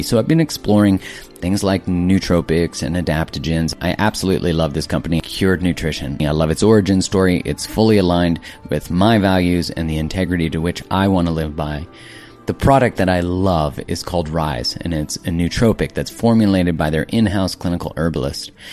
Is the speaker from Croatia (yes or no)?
no; Canada; as a Canadian